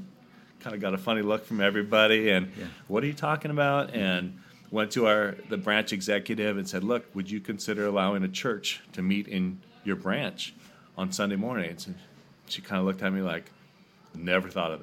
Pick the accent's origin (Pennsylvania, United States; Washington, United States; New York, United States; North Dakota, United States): Washington, United States; Seattle area; also born or lived in Sumner, Washington; I grew up in Washington, Northwest area my whole life